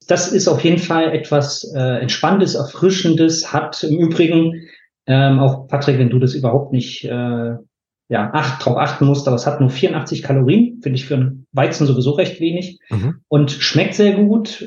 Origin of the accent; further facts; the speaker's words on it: Bad Lobenstein, Thuringia, Germany; moved away as an adult; also born or lived in Nuremberg; now in Weinheim, Germany; Da komme ich auch nicht ursprünglich her. Ich komme aus Thüringen, habe dann 15 Jahre äh, bei Nürnberg gelebt